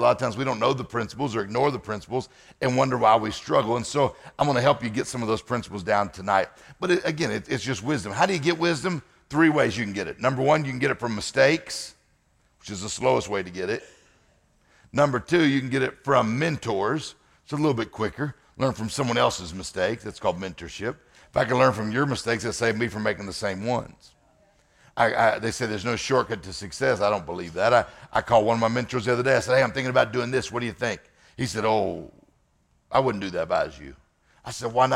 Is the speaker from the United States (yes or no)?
yes; Mississippi, United States; I'm from Mississippi.